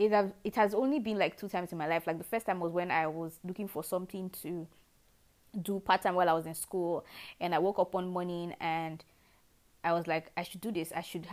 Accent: Nigeria; also born or lived in Lagos; now in Abuja, Nigeria

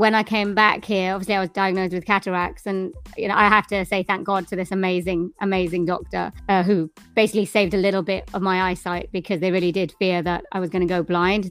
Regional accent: Swansea, Wales, United Kingdom; I am from Wales in the United Kingdom in a place called Swansea, which is by the sea.

